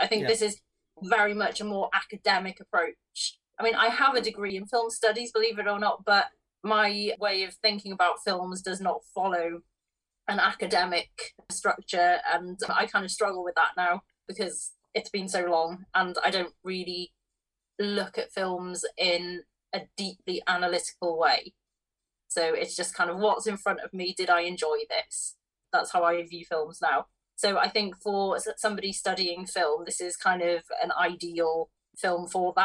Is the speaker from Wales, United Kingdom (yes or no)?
yes; Wales, United Kingdom; me being Welsh